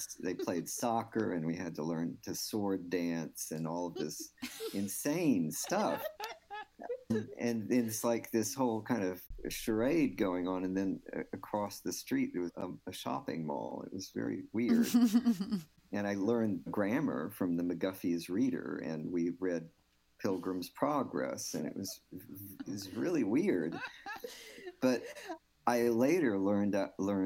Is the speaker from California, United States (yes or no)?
no; Houston, Texas, United States; first language English; I mean, I grew up on the east side. I grew up in Eastwood